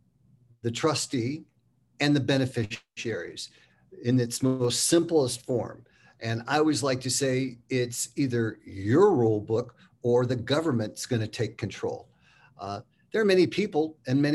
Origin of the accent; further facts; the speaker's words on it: San Francisco, California, United States; moved away as an adult; now in Park City, United States; I'm a fifth generation San Franciscan, born and raised there, went to high school and junior high, elementary school